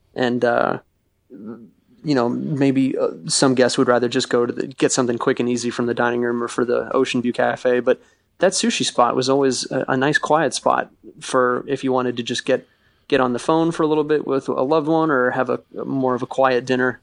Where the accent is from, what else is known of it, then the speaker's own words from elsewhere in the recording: Florida, United States; I'm from Florida